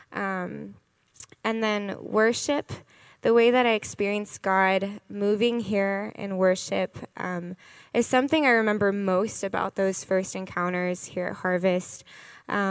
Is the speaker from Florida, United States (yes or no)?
yes; Gainesville, Florida, United States; moved away; I'm originally from Gainesville, Florida.